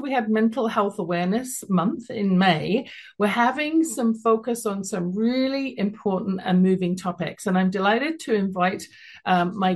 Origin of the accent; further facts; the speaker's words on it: London, United Kingdom; now in Calgary, Canada; you can tell from my accent, originally from London, England